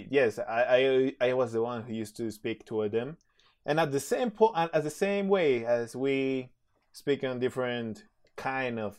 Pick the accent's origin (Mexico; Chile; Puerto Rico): Mexico; Dije, ah, from Mexico, my boy.